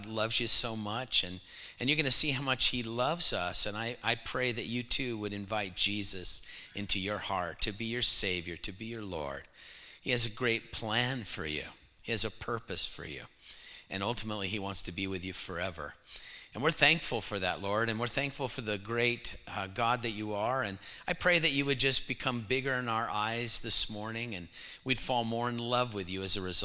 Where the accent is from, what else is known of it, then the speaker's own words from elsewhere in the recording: California, United States; moved away as an adult; now in Texas, United States; I was actually born in California, but I lived there 30 years